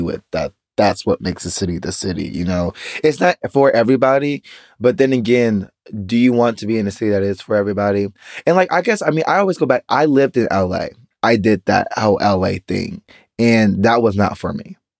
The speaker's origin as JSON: {"language": "English", "country": "United States", "said": "as an American citizen"}